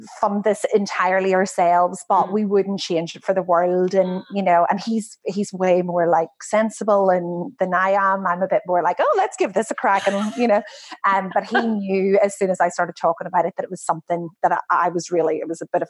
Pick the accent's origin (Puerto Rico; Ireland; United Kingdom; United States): Ireland; now in Australia; I'm Irish, and whilst I've been here a really long time